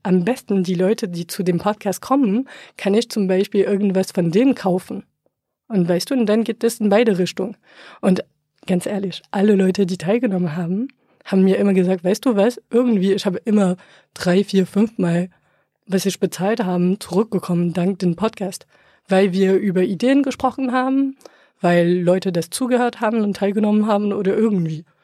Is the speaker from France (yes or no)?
yes; France; German is a second language; moved away as an adult; now in Berlin, Germany; gebürtige Franzose